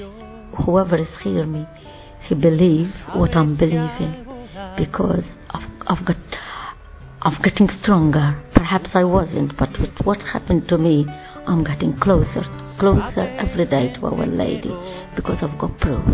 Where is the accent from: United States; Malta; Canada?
Malta; I'm coming from Malta